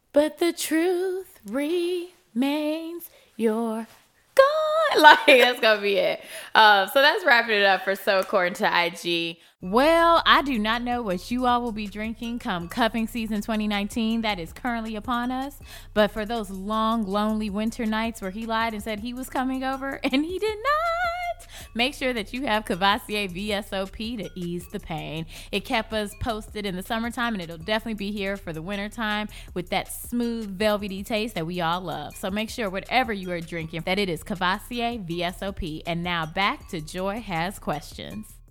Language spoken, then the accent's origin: English; Chicago, Illinois, United States; I'm from Chicago.